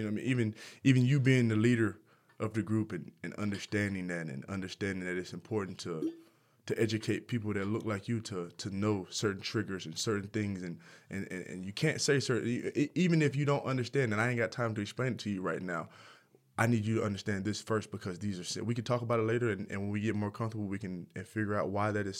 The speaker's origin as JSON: {"language": "English", "region": "the South", "country": "United States", "said": "Because I'm from the South."}